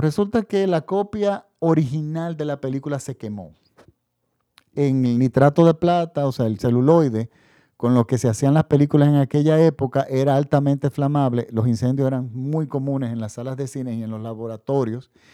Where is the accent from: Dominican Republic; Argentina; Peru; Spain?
Dominican Republic; En la República Dominicana, mi país de donde yo hago este podcast